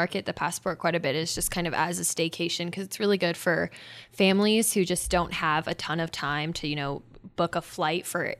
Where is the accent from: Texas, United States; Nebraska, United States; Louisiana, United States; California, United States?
Nebraska, United States; Fairbury; I grew up in Fairbury, which is, there's Rock Creek Station, which is really close to where I grew up. And then I actually grew up on the Oregon Trail. My parents' house is on like the Oregon Trail markers.